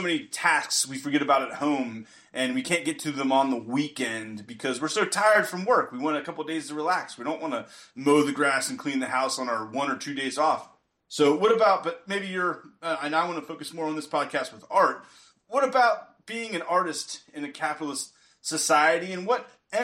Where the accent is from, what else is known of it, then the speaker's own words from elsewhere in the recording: Pennsylvania, United States; I'm from Pennsylvania.